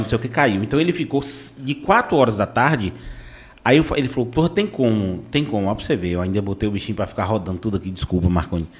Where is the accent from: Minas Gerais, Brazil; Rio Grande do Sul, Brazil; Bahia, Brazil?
Bahia, Brazil; Vitória da Conquista; also born or lived in Salvador; now in Itabuna, Brazil; eu sou de Conquista, depois fui morar em Salvador e vim pra cá pra Itabuna